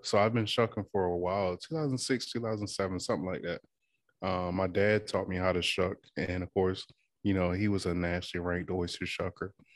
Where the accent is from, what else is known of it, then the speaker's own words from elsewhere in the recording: Withams, Virginia, United States; moved away; I am from the Eastern Shore of Virginia, um, small town called Witham's